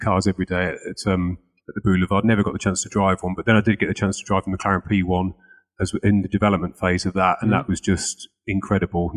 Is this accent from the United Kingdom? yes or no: yes; Lincolnshire, East Midlands, United Kingdom; I'm from Lincolnshire